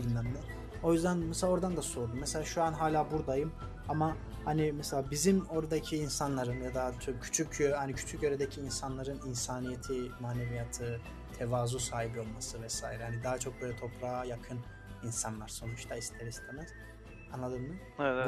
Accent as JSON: {"language": "Turkish", "town": "Pazar", "region": "Rize Province", "country": "Turkey", "tie": "born or raised there", "also_born_or_lived": "Ardeşen", "moved": "as an adult", "said": "pazarda büyürken, yetişirken"}